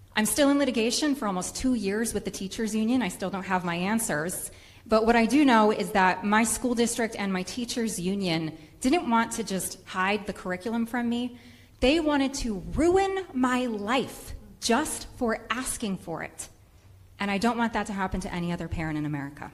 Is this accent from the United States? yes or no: yes; Rhode Island, United States; I am a mother from Rhode Island